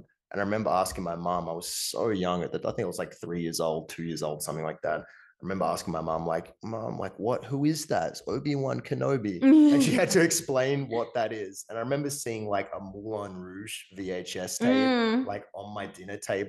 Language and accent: English; Tasmania, Australia; growing up in Tasmania